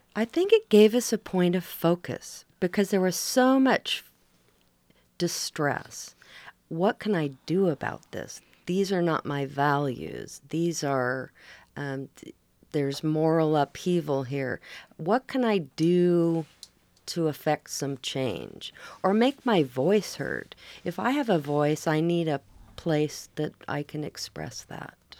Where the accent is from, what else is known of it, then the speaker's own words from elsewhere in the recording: Oregon coast, United States; also born or lived in Portland, Oregon; now in Seaside, United States; I grew up in Oregon on the coast